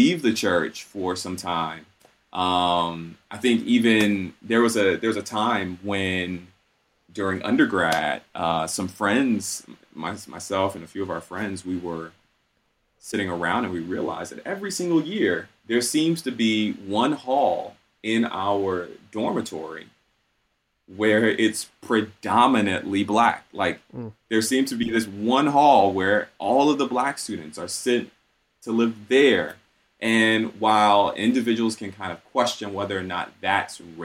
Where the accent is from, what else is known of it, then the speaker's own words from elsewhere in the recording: Atlanta, Georgia, United States; moved away as an adult; also born or lived in Southwest Michigan; now in Michigan, United States; growing up in Atlanta, I encountered racist individuals all throughout my childhood and adolescence